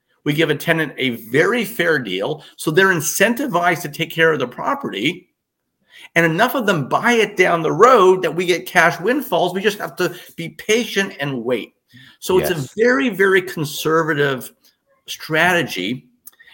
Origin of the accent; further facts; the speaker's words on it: Toronto, Ontario, Canada; moved away; I'm born in Toronto.